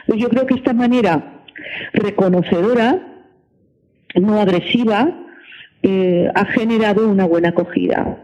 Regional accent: L'Hospitalet de Llobregat, Catalonia, Spain; Yo soy de Hospitalet de Llobregat

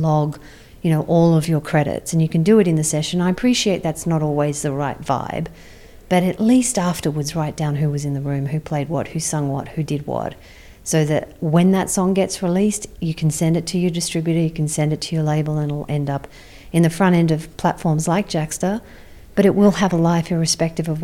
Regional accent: Sydney, New South Wales, Australia; I'm from Sydney

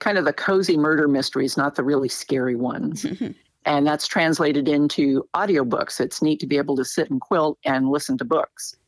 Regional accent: Shasta County, California, United States; I was born in Shasta County, California, and I still live there

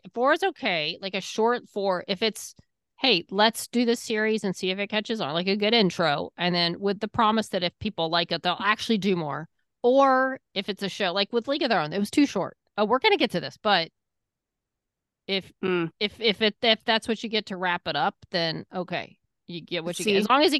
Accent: England, United Kingdom; now in United States; I'm here from England. I'm just here visiting America.

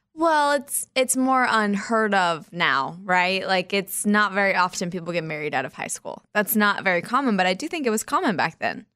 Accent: Wichita, Kansas, United States; my hometown, Wichita, Kansas

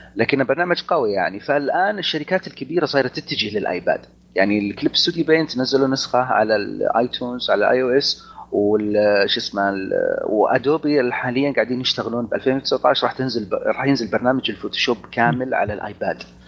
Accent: Saudi Arabia; عندنا بالسعوديه

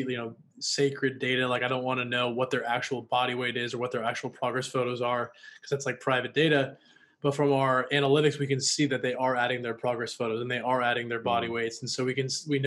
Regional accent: Washington, United States; also born or lived in Los Angeles; now in Austin, United States; I'm from Washington State

